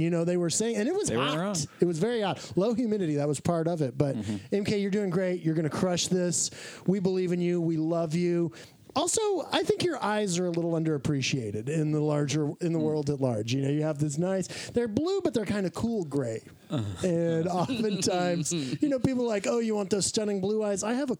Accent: Austin, Texas, United States; I'm from Austin

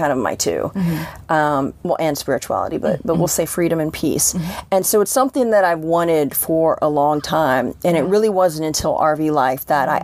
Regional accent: Columbia, Maryland, United States; also born or lived in Washington, D.C.; I grew up in Columbia, Maryland

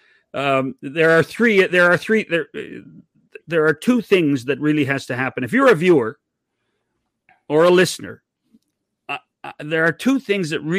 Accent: Oliver, British Columbia, Canada; I was born in Oliver, British Columbia

